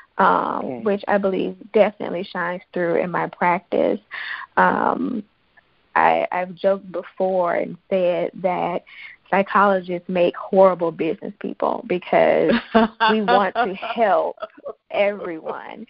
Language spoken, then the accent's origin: English; Jackson, Mississippi, United States; I was born and raised in Jackson, Mississippi, along with three brothers